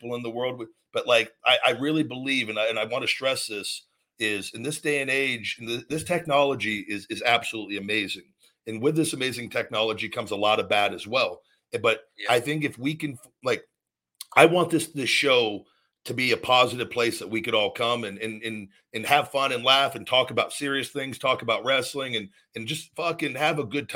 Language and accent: English; Las Vegas, Nevada, United States; moved away as an adult; also born or lived in McDonough, Georgia; I moved from Vegas to McDonough, Georgia, 23 years old for WWE, moved across country